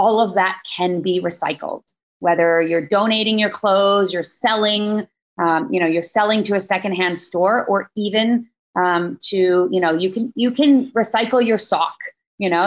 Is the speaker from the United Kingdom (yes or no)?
no; Maple Ridge, British Columbia, Canada; now in Vancouver, Canada; Yeah, I grew up in Maple Ridge, which is about an hour outside of Vancouver.